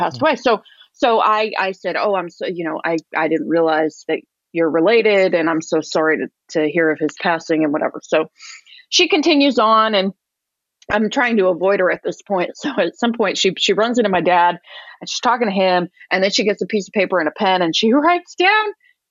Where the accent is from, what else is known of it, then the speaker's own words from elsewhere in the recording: upstate New York, United States; I moved home to my hometown in upstate New York